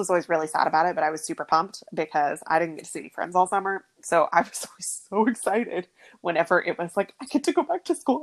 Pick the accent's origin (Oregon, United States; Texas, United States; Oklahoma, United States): Oklahoma, United States; Oklahoma City; we grew up in Oklahoma City